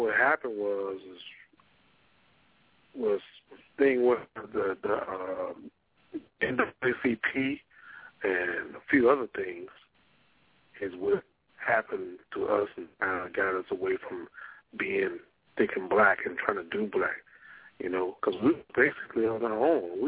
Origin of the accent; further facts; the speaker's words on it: Monroe, Louisiana, United States; I'm from Monroe